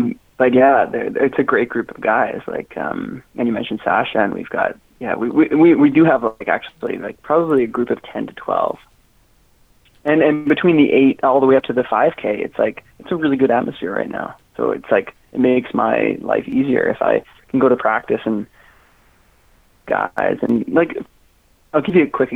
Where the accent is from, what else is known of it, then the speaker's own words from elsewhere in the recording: Newmarket, Ontario, Canada; I joined Huskies in grade 12 because I was from the Newmarket Aurora area.